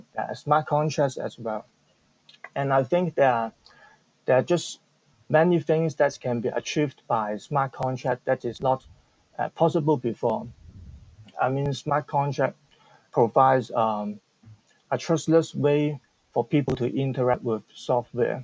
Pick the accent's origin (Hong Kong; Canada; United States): Hong Kong; I'm from Hong Kong